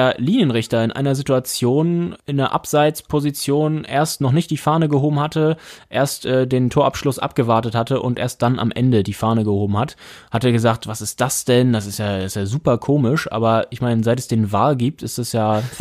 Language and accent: German; Kiel, Schleswig-Holstein, Germany; Und als Kieler weiß man, alle spielen für Holstein außer Holstein.